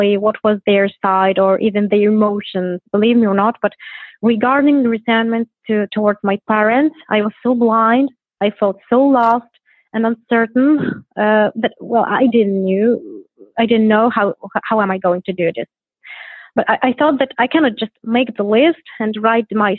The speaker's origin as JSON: {"language": "English", "town": "Gdynia", "region": "Pomeranian Voivodeship", "country": "Poland", "said": "I'm from Poland. I'm from Gdynia. It is the north of Poland by the sea."}